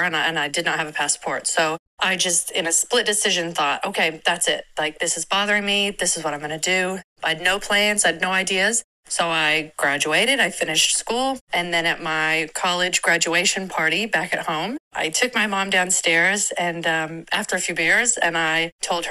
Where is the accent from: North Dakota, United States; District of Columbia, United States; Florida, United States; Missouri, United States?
Missouri, United States; Kansas City; moved away as an adult; now in Exmouth, Australia; I'm originally from Kansas City, Missouri, which is in the United States. And I now live in Exmouth, Western Australia